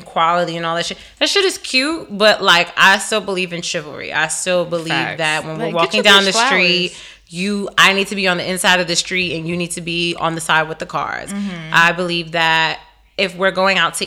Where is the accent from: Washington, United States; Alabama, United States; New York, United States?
New York, United States; New York City; as a New Yorker